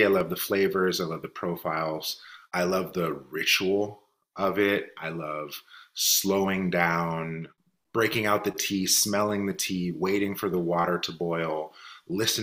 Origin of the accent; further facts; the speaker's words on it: Richmond, California, United States; I'm born and raised in Richmond, California